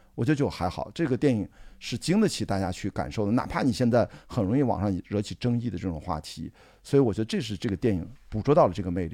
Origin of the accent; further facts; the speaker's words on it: Qingdao, Shandong, China; 我青岛人